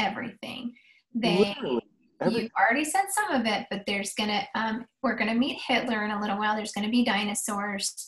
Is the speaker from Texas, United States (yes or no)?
yes; Austin, Texas, United States; I grew up in Austin